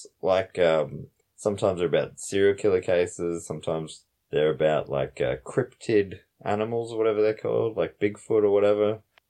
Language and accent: English; Australia; from Australia.